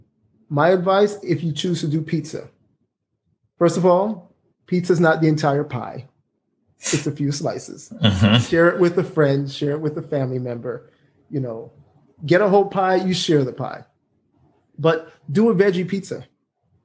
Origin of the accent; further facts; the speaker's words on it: Jamaica; excuse me for the way I say beer, I'm Jamaican